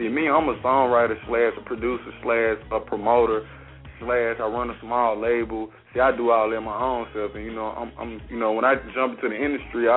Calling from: Columbus, Mississippi, United States; I'm calling from Columbus, Mississippi.

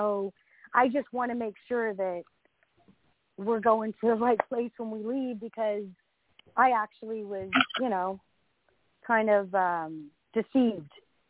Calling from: Northern California, United States; I'm calling from California, Northern California.

